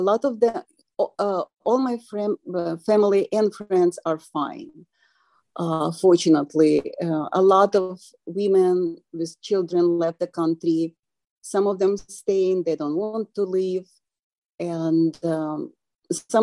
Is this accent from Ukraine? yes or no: yes; Kyiv, Ukraine; English is a second language; now in Fresno, United States; Growing up in Kyiv was really amazing